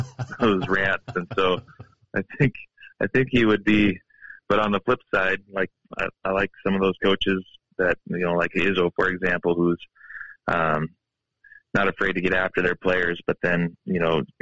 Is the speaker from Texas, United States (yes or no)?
no; Havre, Montana, United States; now in Helena, United States; I'm from Haver